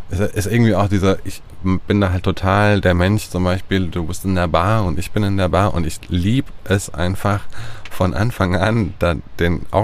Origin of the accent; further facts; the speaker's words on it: Mainz, Rhineland-Palatinate, Germany; dann war, waren wir mal in Café in meiner Heimatstadt Mainz